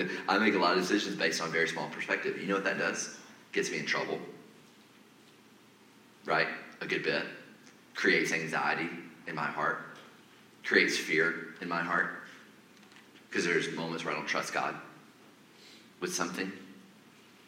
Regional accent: Atlanta, Georgia, United States; moved away; also born or lived in Nashville area; I'm originally from Atlanta

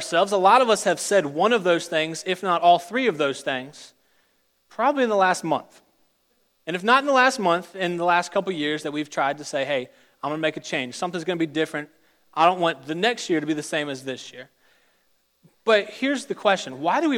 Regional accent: Richmond, Virginia, United States; moved away as an adult; I'm from Richmond, Virginia. I went through all of my primary school, secondary school, and college in the state of Virginia

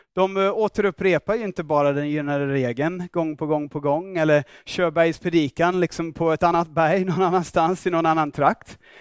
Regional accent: Australia; Swedish is a second language; now in Stockholm, Sweden; jag kommer från Australien

